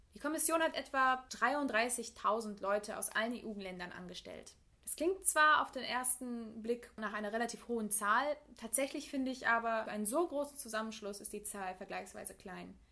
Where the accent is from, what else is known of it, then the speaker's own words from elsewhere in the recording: Münsterland, North Rhine-Westphalia, Germany; also born or lived in England; ich fühle mich als Deutsche, ich fühle mich als als Münsterländerin, als Westfälin.